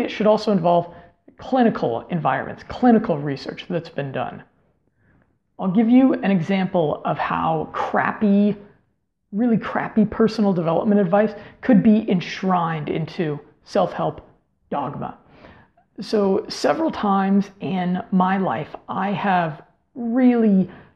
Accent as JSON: {"language": "English", "country": "United States", "also_born_or_lived": "Colombia", "said": "to live there as an American guy"}